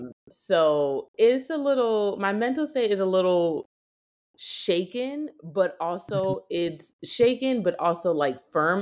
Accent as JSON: {"language": "English", "country": "Puerto Rico", "said": "So I'm from Puerto Rico."}